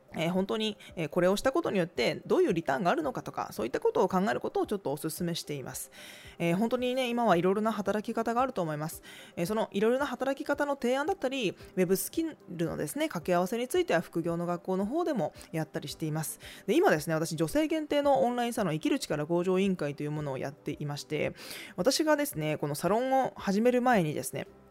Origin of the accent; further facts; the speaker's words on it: Tokai, Japan; accent: Nagoya dialect or Gifu dialect; 私は東海地方出身ですので、まあ、名古屋弁とか岐阜弁みたいな、ね、そういった言葉かもしれない